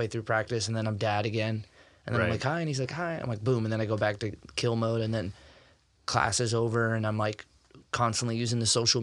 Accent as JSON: {"language": "English", "town": "Fresno", "region": "California", "country": "United States", "tie": "born or raised there", "also_born_or_lived": "Iowa", "moved": "as an adult", "lives_now": "Canby, United States", "said": "I grew up in Fresno, California."}